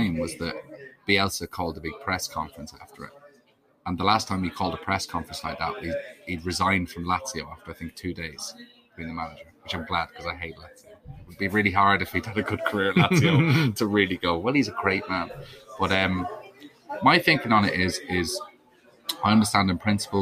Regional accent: Leicester, East Midlands, United Kingdom; born or raised there; moved away as an adult; also born or lived in Dundalk, Ireland; now in London, United Kingdom

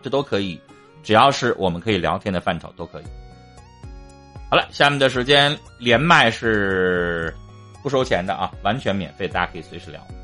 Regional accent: Northeast China, China; accent: Northeastern (Dongbei); 我们东北话俩字儿

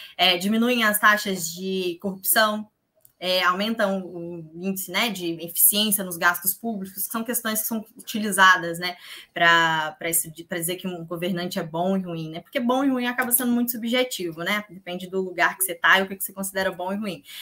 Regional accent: Minas Gerais, Brazil; Eu sou de Minas

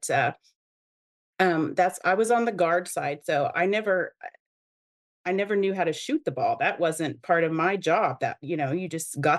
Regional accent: Oklahoma, United States; So I grew up in Oklahoma too, and I was one of the last few classes that actually played 6-on-6.

